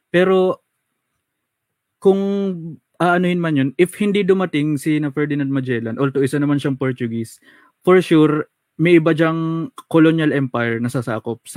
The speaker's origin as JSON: {"language": "Tagalog", "country": "Philippines", "said": "yung ating identity and our own culture as a Pilipino"}